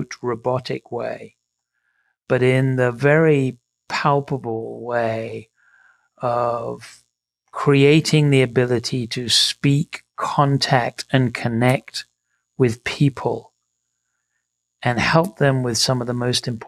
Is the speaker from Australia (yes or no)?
no; England, United Kingdom; moved away; I grew up in England, as my accent will betray me